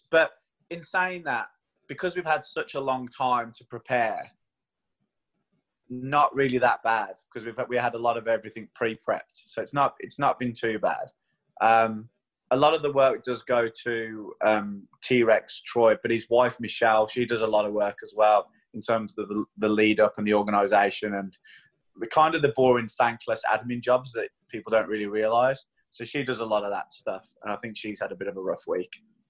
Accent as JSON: {"language": "English", "town": "Queenstown", "region": "Otago", "country": "New Zealand", "said": "I'm from Queenstown. So, if you're going to choose anywhere in the world to have a lockdown, Queenstown's probably the place you'd do it."}